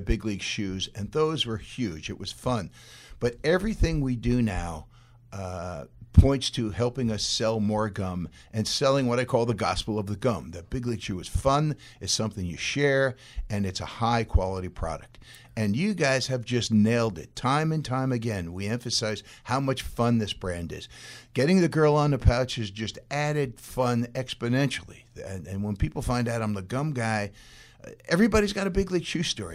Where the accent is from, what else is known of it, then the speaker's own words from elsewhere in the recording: Massapequa, New York, United States; my hometown, Massapequa, New York